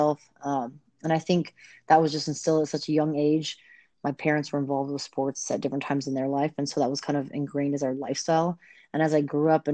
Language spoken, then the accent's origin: English; Bay Area, California, United States; moved away; also born or lived in La Jolla, California / San Ramon, California; when I moved to the Bay Area, I was there, like Pleasant Hill, Walnut Creek, Concord area for about 6 years